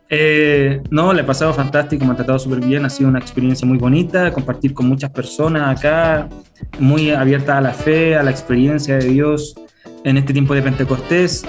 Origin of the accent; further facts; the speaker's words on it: Temuco, Araucanía, Chile; Yo soy de Temuco